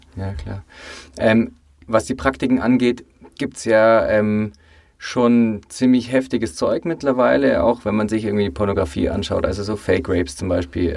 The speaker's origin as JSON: {"language": "German", "region": "Bavaria", "country": "Germany", "said": "ich als Bayer weiß das bei uns, äh, in Bayern"}